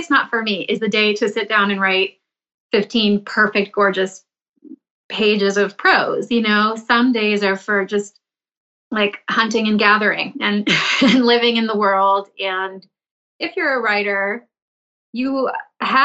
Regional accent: Milton, Massachusetts, United States; I grew up in the suburbs of Boston in a town called Milton

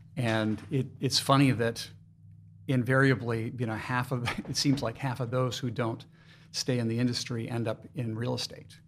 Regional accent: Maine, United States; now in Lehigh Valley, United States; I'm originally from Maine

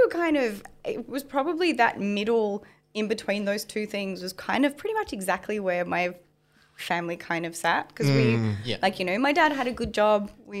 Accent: Melbourne, Victoria, Australia; It was kind of a bit of a really mixed suburb.

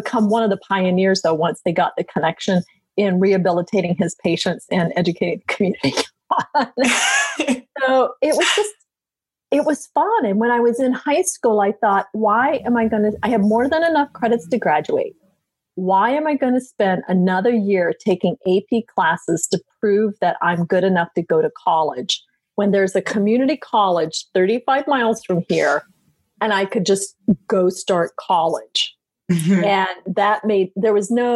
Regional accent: Okefenokee Swamp, Georgia, United States; moved away; also born or lived in Atlanta, Georgia / San Juan Islands, Washington; I grew up in the Okefenokee Swamp, which is on the Georgia-Florida line

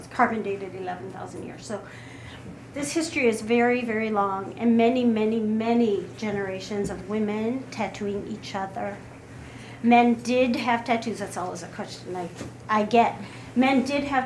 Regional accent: Kotzebue, Alaska, United States; moved away; I'm originally from Kotzebue, Alaska.

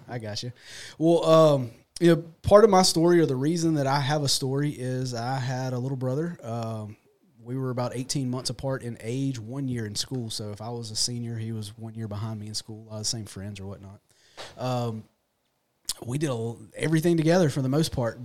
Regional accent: Raymond, United States; I'm born and raised here local. Um, I grew up in Raymond

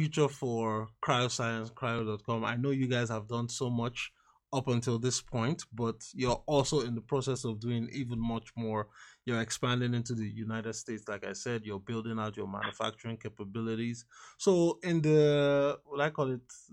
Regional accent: Lagos, Nigeria; I'm currently recording this in Lagos, Nigeria.

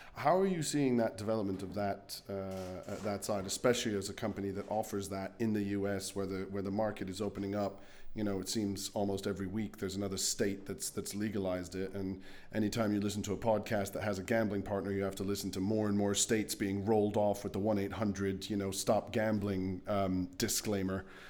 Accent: Luxembourg; as a kid growing up in Luxembourg

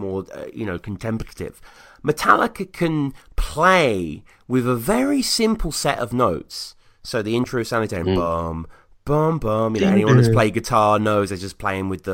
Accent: United Kingdom; I'm a Brit

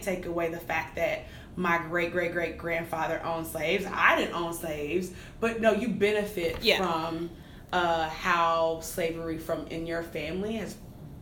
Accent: Dallas, Texas, United States; accent: Texas accent; moved away as an adult; also born or lived in Midwest (Purdue University); I'm from Dallas, Texas, born and raised

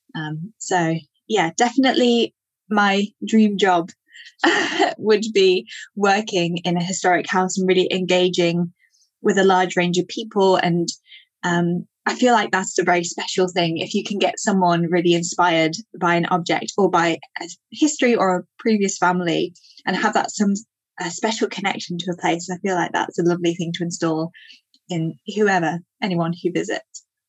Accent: Yorkshire Dales, northern England, Yorkshire and the Humber, United Kingdom; I grew up in the Yorkshire Dales in northern England

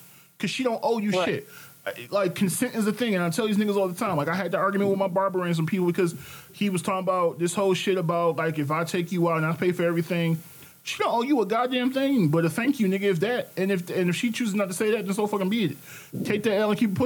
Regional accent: Detroit, Michigan, United States; me and Ashley are both from Detroit originally. We don't live in Detroit, but we are from Detroit.

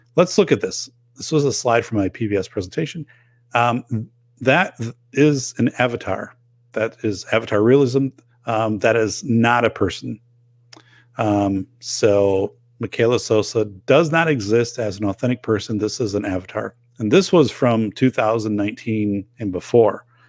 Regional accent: Wisconsin, United States; people in my hometown, it shows here quite a bit in Wisconsin

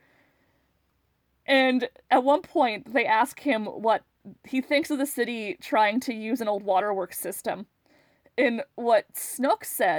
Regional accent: Morris, Manitoba, Canada; my hometown, Morris, Manitoba

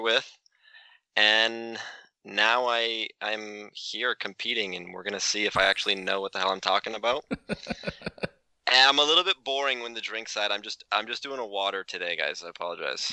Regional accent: Vancouver, British Columbia, Canada; I'm from Vancouver, Canada.

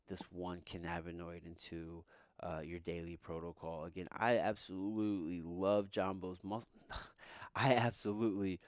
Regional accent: Midwest, United States; I'm from the Midwest.

